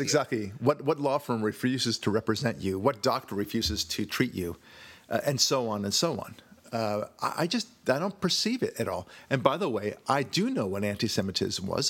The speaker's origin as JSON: {"language": "English", "region": "California", "country": "United States", "said": "I'm Jewish or because I'm white or because I'm from California"}